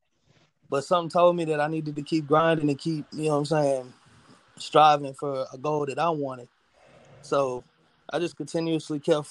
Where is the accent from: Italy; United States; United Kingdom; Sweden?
United States; New Orleans, Louisiana; also born or lived in Mississippi; I was back and forth between New Orleans, Louisiana, and Equipment, Mississippi my whole life growing up